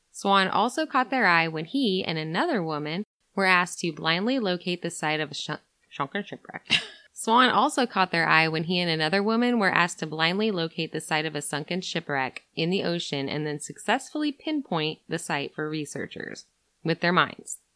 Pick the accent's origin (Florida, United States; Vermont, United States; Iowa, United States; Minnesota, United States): Minnesota, United States; We're from Minnesota.